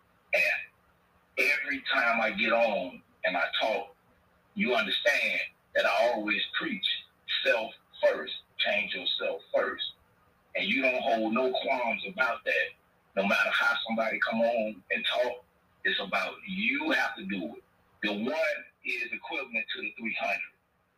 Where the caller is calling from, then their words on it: Miami, Florida, United States; Playing Dual TV, Asian Boy, One Love out of Miami.